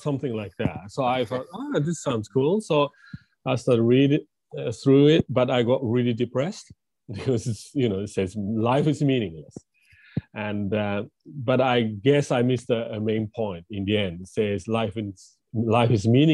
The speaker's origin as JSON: {"language": "English", "region": "Tokyo", "country": "Japan", "tie": "born or raised there", "also_born_or_lived": "England", "second_language": "English", "moved": "as an adult", "said": "I grew up in Japan, Tokyo, and, typical Japanese kid"}